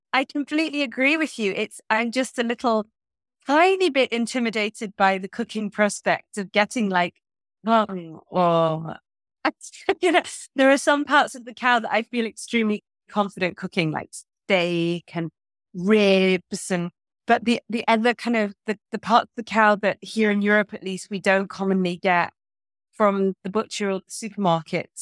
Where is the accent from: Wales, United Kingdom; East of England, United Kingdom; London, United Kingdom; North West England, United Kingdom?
North West England, United Kingdom; Manchester; now in Portugal; my hometown of Manchester